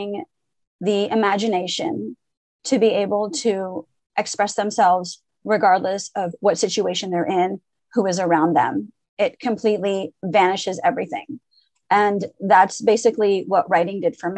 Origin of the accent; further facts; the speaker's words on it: Montreal, Quebec, Canada; first language French; English is a second language; also born or lived in Lebanon / Syria / Paris; I was born in Lebanon, and my parents immigrated to Canada when I was 2.5. Basically what happened is we went from Lebanon to Syria to Paris. We were in Paris for 6 months and then moved to Montreal